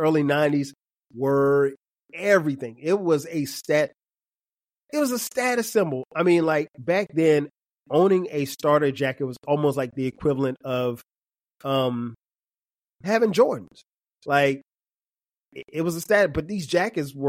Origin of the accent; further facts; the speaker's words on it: Florence, South Carolina, United States; I grew up in Florence, South Carolina